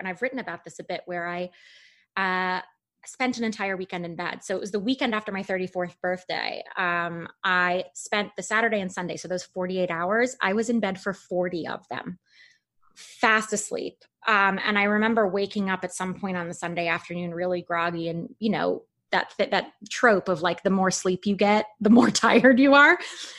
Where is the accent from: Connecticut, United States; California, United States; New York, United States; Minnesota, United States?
New York, United States; New York City; now in Los Angeles, United States; I'm originally from Manhattan, from New York City. So I was born and raised there. I currently live